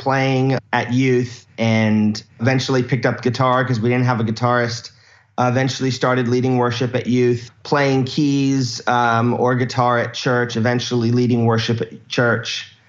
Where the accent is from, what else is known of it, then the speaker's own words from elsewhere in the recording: Key Largo, Florida, United States; moved away as an adult; also born or lived in Australia; I grew up in the Florida Keys, born and raised.